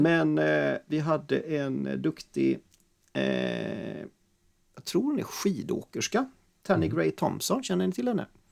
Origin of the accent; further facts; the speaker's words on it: Sweden; vi är svenskar